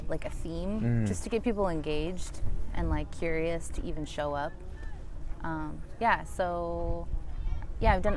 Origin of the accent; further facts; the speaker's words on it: Pacific Northwest, United States; also born or lived in Seattle; growing up in the Pacific Northwest